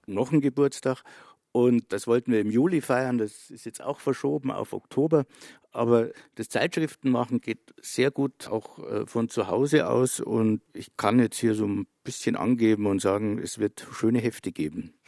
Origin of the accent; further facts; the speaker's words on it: northeastern Bavaria, Germany; Ich bin in der Provinz aufgewachsen, in Nordostbayern